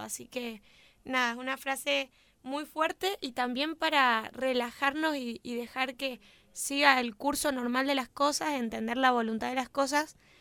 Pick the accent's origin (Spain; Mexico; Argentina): Argentina; Mendoza; somos muy mendocinos